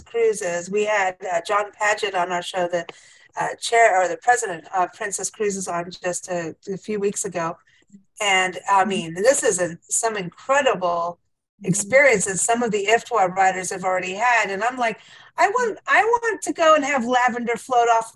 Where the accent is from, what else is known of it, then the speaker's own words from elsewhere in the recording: South Africa; moved away; you're in my home country